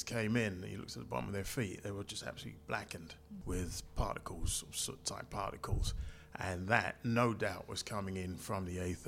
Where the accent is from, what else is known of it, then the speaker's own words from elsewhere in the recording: London, United Kingdom; also born or lived in Canning Town, London; now in Shooters Hill, London, United Kingdom; I was born in Plaistow, East London, and spent my primary school years in the 70s living in the area. I also lived in Canning Town, and now I've moved over to South East London, okay. Shooters Hill.